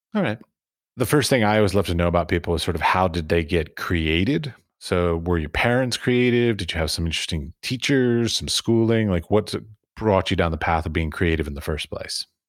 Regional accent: United States; moved away; I'm from America

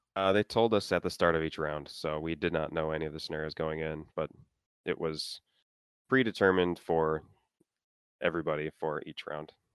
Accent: Minnesota, United States; I'm from Minnesota

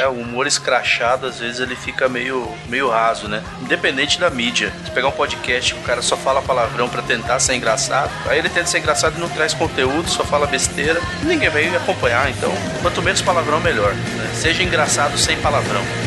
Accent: Central-West Brazil, Brazil; eu sou aqui do, do interior do Brasil, aqui do, do coração do Brasil, aqui do Centro-Oeste

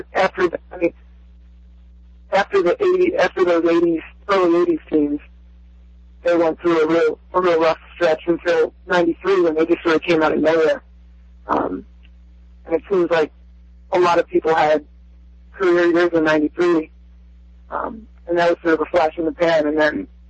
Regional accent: Philadelphia, Pennsylvania, United States; growing up in Philly, my mom's side won out, and I ended up rooting for Philly teams.

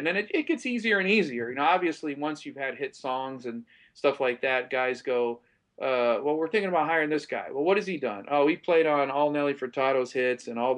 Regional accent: Ohio, United States; moved away; also born or lived in Florida; I was from Ohio

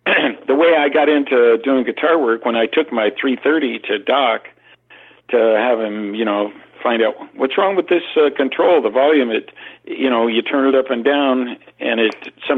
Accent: Southern California, United States; by the early 60s, I grew up in Southern California on the beach.

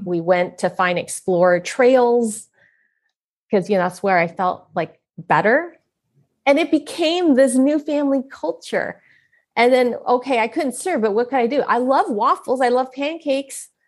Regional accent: San Francisco, California, United States; I was born in San Francisco, Chinatown

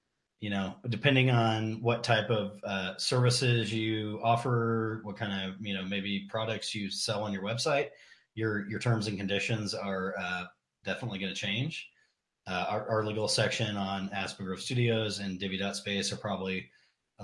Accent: Bakersfield, California, United States; where I grew up in California. Definitely not the neighborhood I grew up

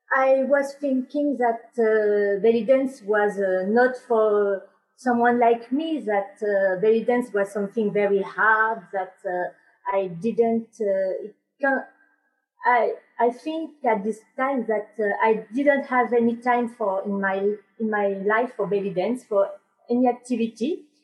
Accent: France; English is a second language; i am a french uh, student in belly dance

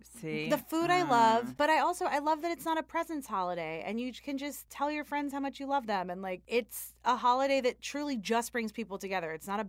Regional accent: United States; But it is. It is, because that's what being American is you take kind of these, like, more traditional, like, we had a course every year that was, like, a Thanksgiving course.

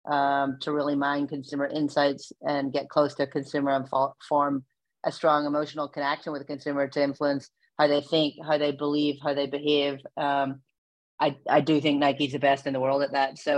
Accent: Belfast, Northern Ireland, United Kingdom; moved away as an adult; also born or lived in England; now in Oregon, United States; I'm born and bred in Belfast in Northern Ireland. Um, you can probably hear it in my accent. Uh, I went to university in England

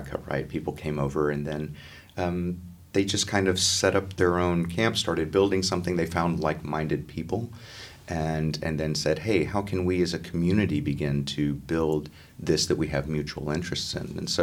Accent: Texas, United States; my home state

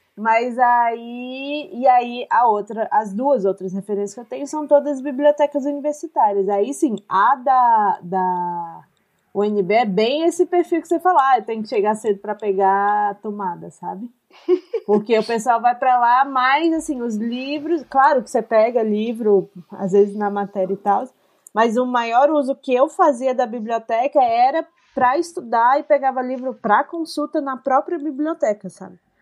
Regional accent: Brasília, Federal District, Brazil; now in Curitiba, Brazil; eu nasci e cresci em Brasília.

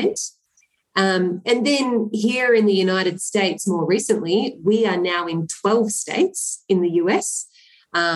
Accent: Melbourne, Victoria, Australia; I actually grew up in the eastern suburbs, so in Mitcham

